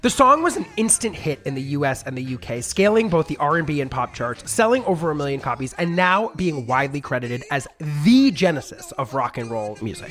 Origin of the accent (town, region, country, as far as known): New York, United States; born or raised there